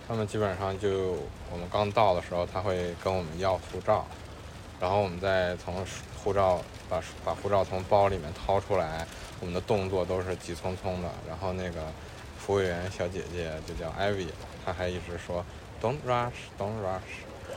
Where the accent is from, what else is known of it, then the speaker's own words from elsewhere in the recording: Beijing, China; 我们作为两个土生土长的北方人嗯，对，楠姐是天津，我是在北京